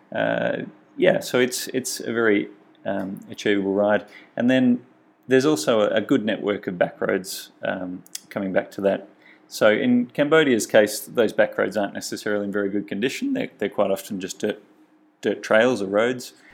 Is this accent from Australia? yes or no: yes; Australia; my home country, Australia